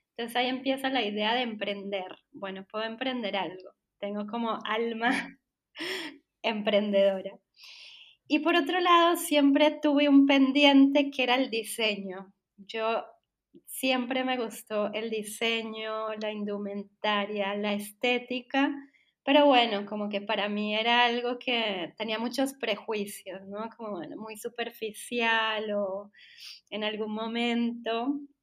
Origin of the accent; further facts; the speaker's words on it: Colombia; soy publicista, soy colombiana